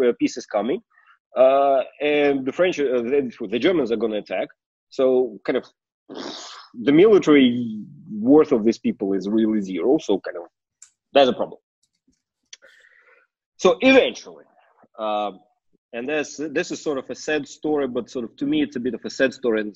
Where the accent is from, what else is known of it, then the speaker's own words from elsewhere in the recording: Moscow, Russia; I was born in Moscow.